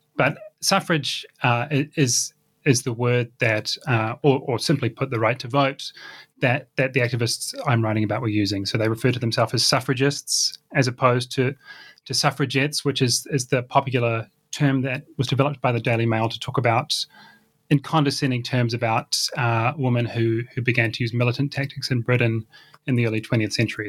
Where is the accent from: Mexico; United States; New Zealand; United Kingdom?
New Zealand; I grew up in New Zealand in the 1990s